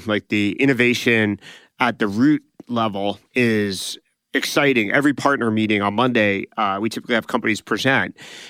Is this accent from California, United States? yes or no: yes; California, United States; we grew up in Silicon Valley that went through 2000 to 2002.